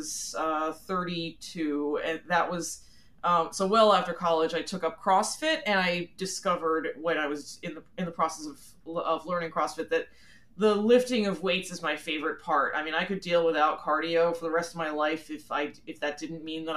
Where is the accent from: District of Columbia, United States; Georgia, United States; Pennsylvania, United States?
Pennsylvania, United States; southeastern; also born or lived in Philadelphia; I was born in Philly, Philly proper. And when I was about 6 years old, my parents moved out. We moved out to the suburbs. So I grew up pretty much my entire life in the southeastern Pennsylvania area